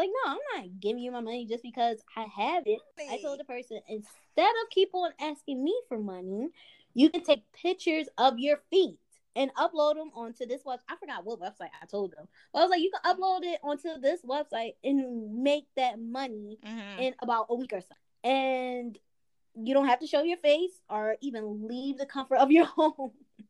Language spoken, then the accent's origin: English; Philadelphia, Pennsylvania, United States; now in Los Angeles, United States; I'm from Philly, the Northeast, where we all have thick skin. So when I moved out here to LA, where everyone's so sensitive, I was like, wow.